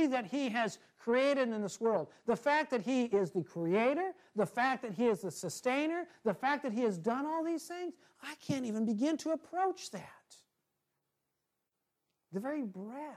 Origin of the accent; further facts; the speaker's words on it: Washington, United States; moved away; I'm from Washington State originally